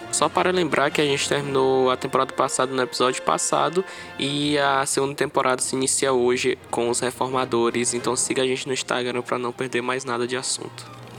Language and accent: Portuguese; Açailândia, Maranhão, Brazil; eu sou de Açalândia de Maranhão